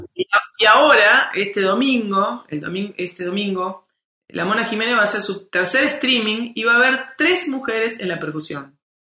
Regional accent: Córdoba, Argentina; yo soy música de Córdoba

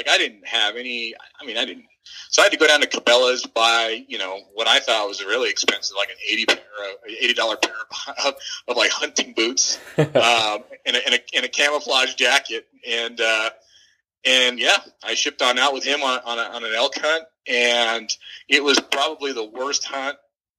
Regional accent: Los Angeles, California, United States; born there; also born or lived in Washington; We're kind of a nomadic family. I was born in Los Angeles, moved to Northern California, lived there for a while. We moved on up to Northern Washington, up on the border, just north of a city called Bellingham.

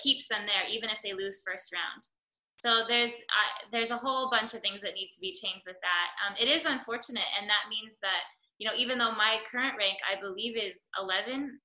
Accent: United States; As an American

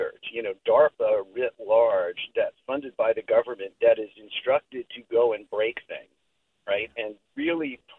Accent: New York City, New York, United States; moved away; also born or lived in Silicon Valley; growing up in New York City, I was there in the 80s

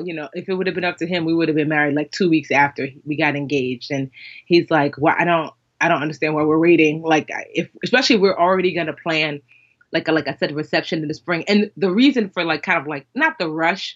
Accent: Westfield, New Jersey, United States; growing up in Westfield, which is like majority white Jewish

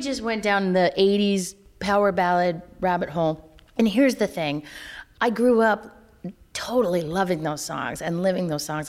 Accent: North Carolina, United States; I'm from North Carolina

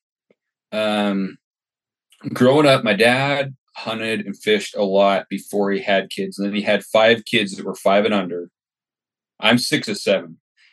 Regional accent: Utah, United States; moved away as an adult; now in Kuna, United States; I grew up in Utah, so down there right off the Great Salt Lake.

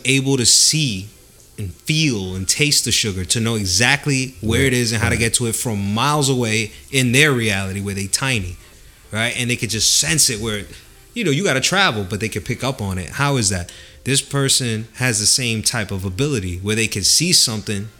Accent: United States; I was raised in the United States

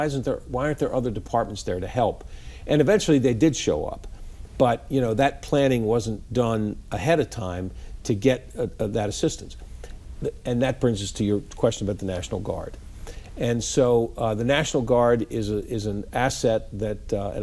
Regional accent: Baltimore, Maryland, United States; I grew up in Baltimore City

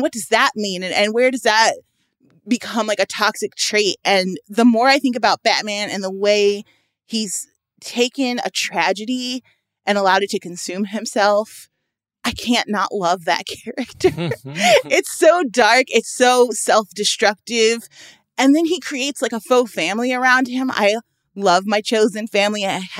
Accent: Chicago, Illinois, United States; I'm from Chicago, one of the most politically corrupt places in the world.

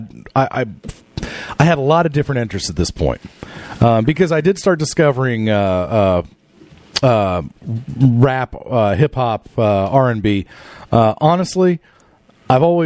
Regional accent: Norman, Oklahoma, United States; growing up in Norman

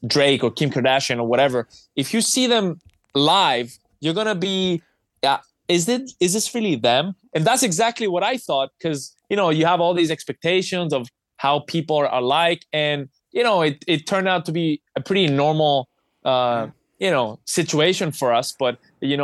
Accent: Cyprus; I'm from Cyprus.

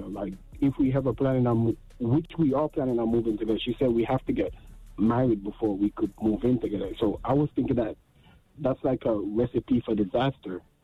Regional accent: Jamaica; I'm Jamaican

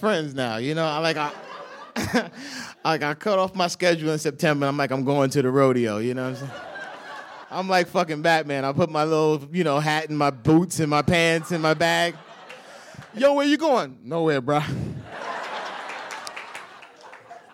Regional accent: New York, United States; I'm from New York

